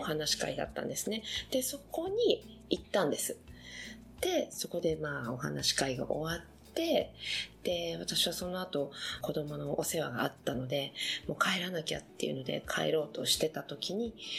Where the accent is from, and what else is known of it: Beppu, Oita, Japan; born or raised there; now in Paris, France